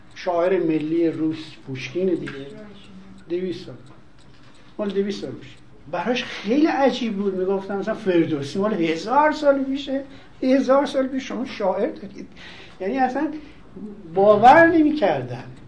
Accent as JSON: {"language": "Persian", "country": "Iran", "said": "ما ایرانی هستیم"}